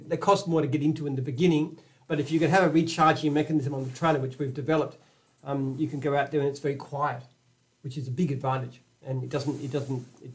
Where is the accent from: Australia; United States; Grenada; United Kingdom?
Australia